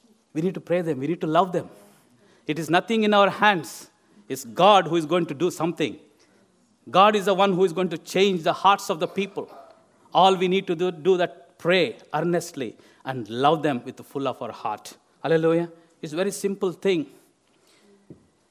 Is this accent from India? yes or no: yes; India; moved away as an adult; now in England; where I come from India